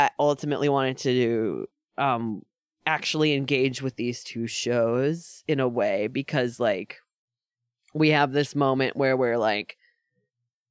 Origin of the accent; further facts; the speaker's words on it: Dutchess County, New York, United States; moved away as an adult; now in Queens, New York City, United States; growing up in Dutchess County instead of growing up in the city.